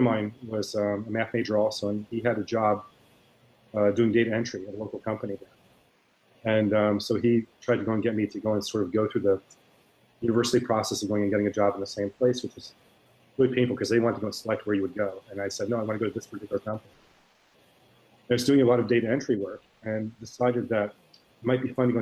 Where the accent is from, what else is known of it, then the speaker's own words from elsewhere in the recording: Miami, Florida, United States; I grew up in Miami, Florida, and I still live there